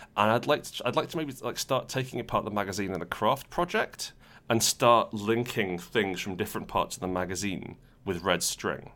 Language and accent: English; Portugal; we were growing up in Portugal